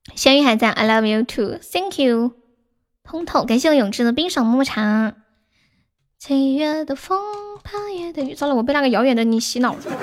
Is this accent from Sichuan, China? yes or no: yes; Sichuan, China; 我是四川的呀